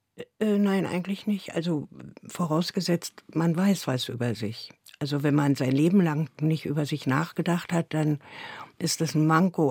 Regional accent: Berlin, Germany; Ich bin ja in Neukölln geboren und da die ersten Jahre zur Schule gegangen. Dann ist meine Mutter mit mir in den Osten gezogen

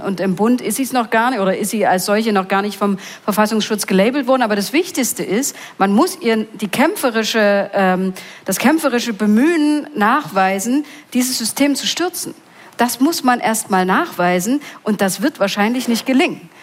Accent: Mulda, Saxony, Germany; ich komme aus Mulda

